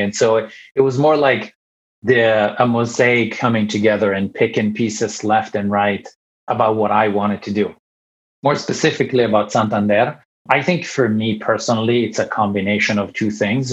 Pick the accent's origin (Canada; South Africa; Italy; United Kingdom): Italy; moved away as an adult; also born or lived in Ireland / Finland; now in United States; I'm born and raised in Italy